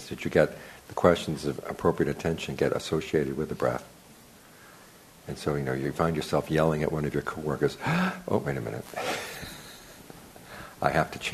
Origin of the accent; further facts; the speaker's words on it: United States; I grew up in America